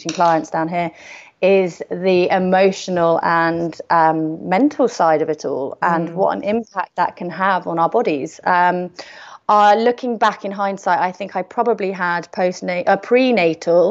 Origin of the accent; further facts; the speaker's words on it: London, United Kingdom; moved away as an adult; now in Isle of Wight, United Kingdom; I was born and bred in London